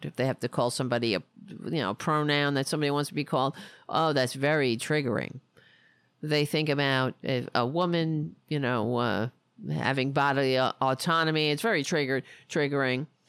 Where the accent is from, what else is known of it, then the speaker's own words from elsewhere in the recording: United States; being an American